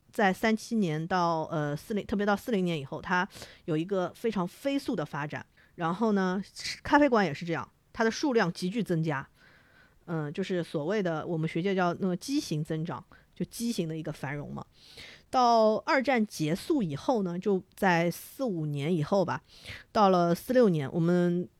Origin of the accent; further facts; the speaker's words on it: Shanghai, China; 我们上海人叫洋瘪三